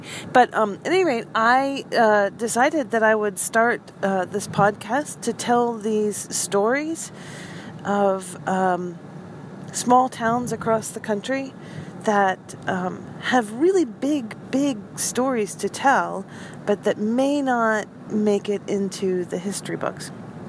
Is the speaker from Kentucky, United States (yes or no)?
yes; Versailles, Kentucky, United States; I grew up in a little place called Versailles, Kentucky. Like I said, Versailles is known for its horses and for its rolling hills